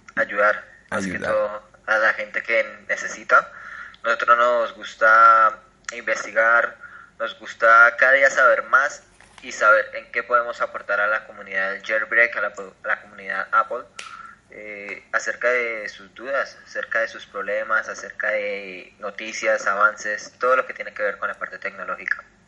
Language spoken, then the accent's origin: Spanish; Acacías, Meta, Colombia; soy de Colombia, vivo en Acacidas Meta